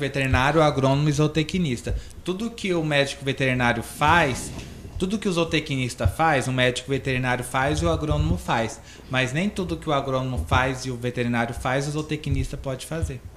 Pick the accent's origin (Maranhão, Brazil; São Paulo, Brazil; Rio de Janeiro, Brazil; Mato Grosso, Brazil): Mato Grosso, Brazil; Vila Rica; moved away as an adult; do interior de Vila Rica, aí na zona rural, onde eu cresci, me criei até os 18 anos na roça